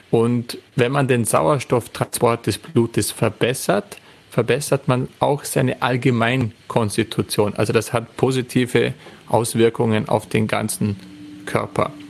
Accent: Austria; dann kann man sich einfach nach Österreich begeben, zum Beispiel, dort wo ich herkomme.

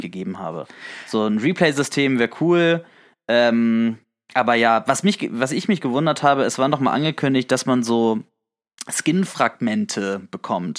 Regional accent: the North, Northern Germany, Germany; wir kommen auch beide aus dem Norden

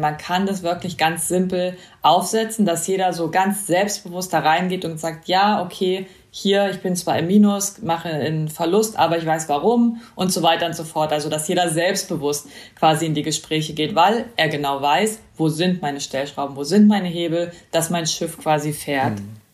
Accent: East Germany, Germany; Ich bin äh, in, im Osten aufgewachsen

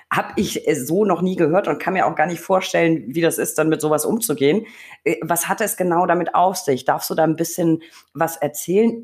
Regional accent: Franconia, Bavaria, Germany; meine Heimat, das Frankenland

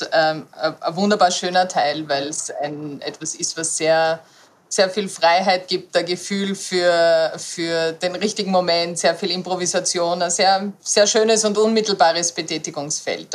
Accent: a small village outside Graz, Styria, Austria; ich bin am Land aufgewachsen, in einem kleinen Ort außerhalb der, äh, der Stadt Graz, also der Landeshauptstadt Graz

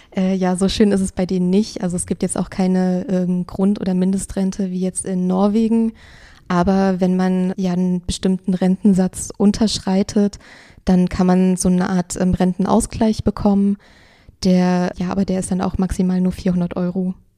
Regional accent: Germany; bei uns in Deutschland

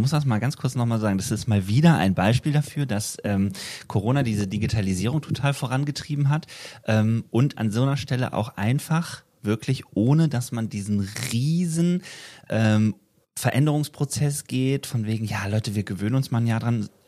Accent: Wetzlar, Hesse, Germany; fragt man sich, ah, wo kommst du denn her? Ja, ich bin aus Wetzlar.

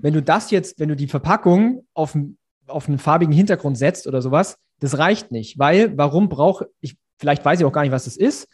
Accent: Ulm, Baden-Württemberg, Germany; moved away as an adult; also born or lived in Munich; ich komme eigentlich nach Ulm, dann bin ich aus Mün nach München gezogen

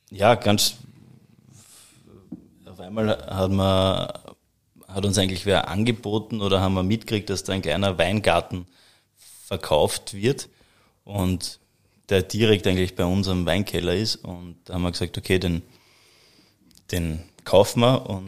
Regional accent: Hollabrunn, Lower Austria, Austria; Ja, also wir, wir haben, also wir sind aus Hollabrunn, äh, direkt eigentlich aus dem Herzen des Weinviertels.

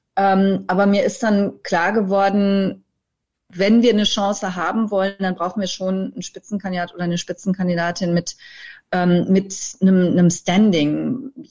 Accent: Germany; wir als Deutsche

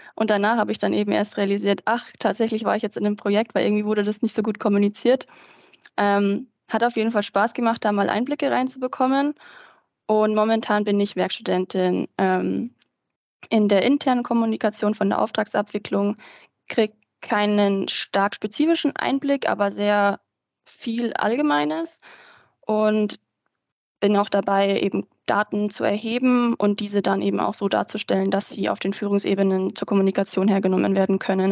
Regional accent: Ingolstadt, Bavaria, Germany; also born or lived in Nuremberg; Ich komme eigentlich aus der Gegend von Ingolstadt

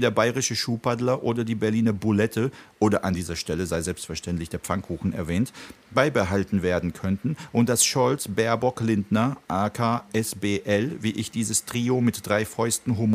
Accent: Prague, Czechia; Ich kenne das auch aus meiner Kindheit in Tschechien und wirklich in Prag, als der Wenzelsplatz noch leer war, keine Touristen.

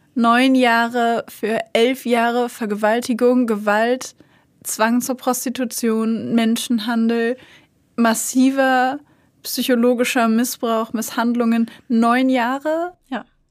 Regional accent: Hanover, Lower Saxony, Germany; moved away; ich komme eigentlich aus Hannover, bin da aufgewachsen

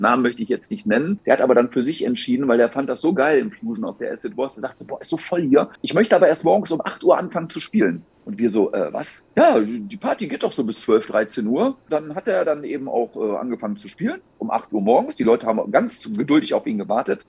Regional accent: Gelsenkirchen, North Rhine-Westphalia, Germany; ich bin ja gebürtiger Gelsenkirchener Junge

